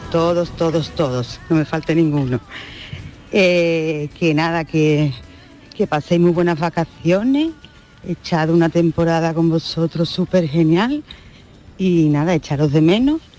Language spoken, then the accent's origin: Spanish; Cádiz, Andalusia, Spain; also born or lived in Seville; yo soy sevillana, pero mi otra tierra es Cádiz, tengo a mi hija allí viviendo y me crié allí